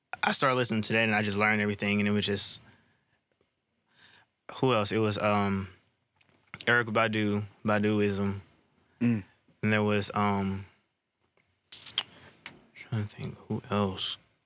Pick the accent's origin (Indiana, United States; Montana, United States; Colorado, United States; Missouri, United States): Missouri, United States; St. Louis; also born or lived in Georgia; I was probably like 4 or 5. That was actually when we moved to St. Louis.